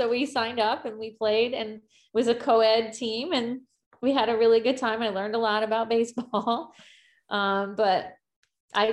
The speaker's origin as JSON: {"language": "English", "town": "Greenwich", "region": "Connecticut", "country": "United States", "tie": "born or raised there", "said": "I grew up here I'm in Connecticut in the United States, and I grew up in Greenwich specifically"}